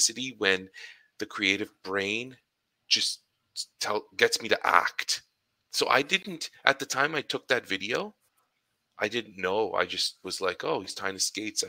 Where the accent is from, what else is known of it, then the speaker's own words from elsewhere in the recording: Ottawa, Ontario, Canada; my downtown Ottawa experience, my hometown